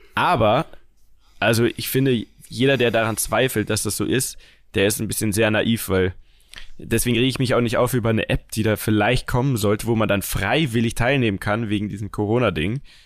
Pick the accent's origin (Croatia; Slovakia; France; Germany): Germany; Bavaria; ich komme ja aus Bayern. Also wir kommen ja alle aus Bayern